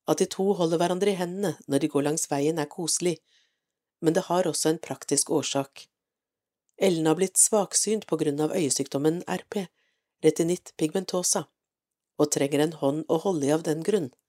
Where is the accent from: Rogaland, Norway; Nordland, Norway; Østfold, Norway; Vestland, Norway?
Nordland, Norway; ettersom jeg selv er nordlending, født og oppvokst i Lofoten. Det føles for meg som om hver setning er skrevet om min barndomstilværelse. Jeg er født under krigen